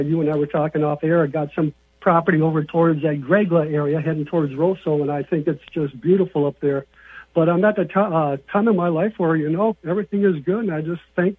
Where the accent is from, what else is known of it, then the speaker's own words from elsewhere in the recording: St. Cloud, Minnesota, United States; also born or lived in Brainerd, Minnesota; I'm from the Way Park, St. Cloud area, okay. But I got a cabin up around next to Mille Lacs Lake, and I've been hanging. When I was younger, I spent more time in Brainerd than around St. Cloud in the big city life.